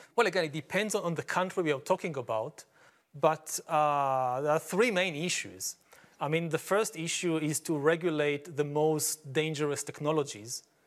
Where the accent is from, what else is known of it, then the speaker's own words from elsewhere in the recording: Israel; I come from Israel